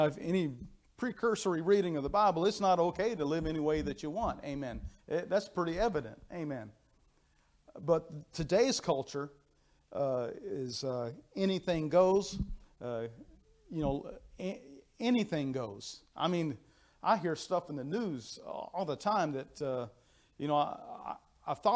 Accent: United States; I am an American. I'm proud to be an American

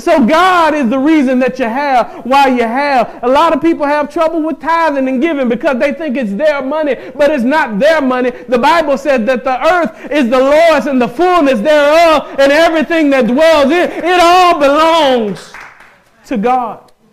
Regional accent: the South, United States; I'm from the South

